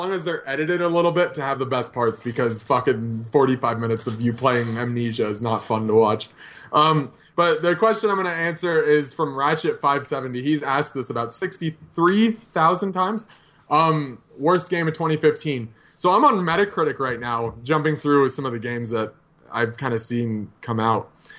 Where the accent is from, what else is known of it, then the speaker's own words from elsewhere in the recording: United States; I'm American